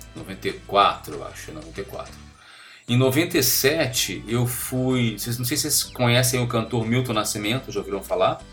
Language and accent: Portuguese; Rio de Janeiro, Brazil; moved away as an adult; now in São Paulo, Brazil; sou carioca